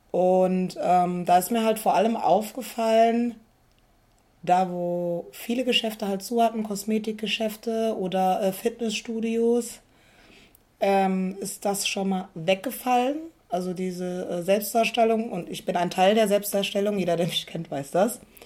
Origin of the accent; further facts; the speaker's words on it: Koblenz, Rhineland-Palatinate, Germany; Ich komme aus Koblenz